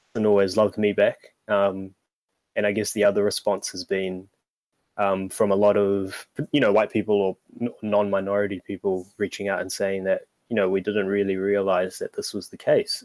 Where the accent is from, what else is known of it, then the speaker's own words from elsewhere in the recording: Auckland, New Zealand; in 1998, out west, uh, and I've been there for my whole life